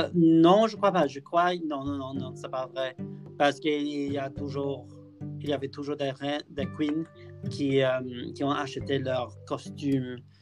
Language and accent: French; near Liverpool, North West England, United Kingdom; French is a second language; je viens de près de Liverpool